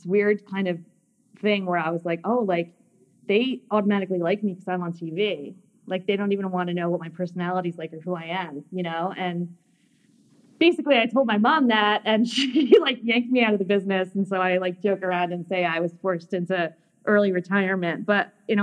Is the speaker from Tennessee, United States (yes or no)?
no; Bergen County, New Jersey, United States; I grew up right outside of Manhattan in Bergen County